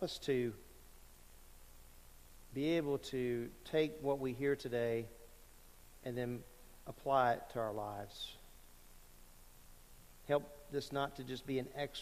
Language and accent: English; Lake Charles, Louisiana, United States; I grew up in Southwest Louisiana